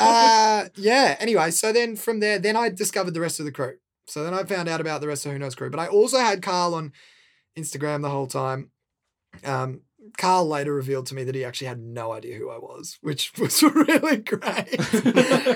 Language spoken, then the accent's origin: English; Melbourne, Victoria, Australia; also born or lived in San Diego, United States / Los Angeles, United States; growing up in Saint Kilda